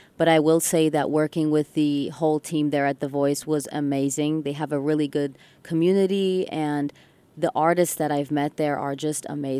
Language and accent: English; Ann Arbor, Michigan, United States; first language English; growing up in Ann Arbor, Michigan, and even though I've moved around, English has been my first language